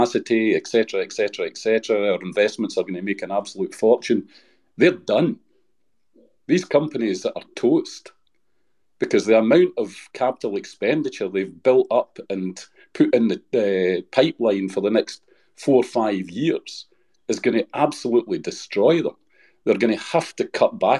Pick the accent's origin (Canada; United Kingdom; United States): United Kingdom; I'm technically British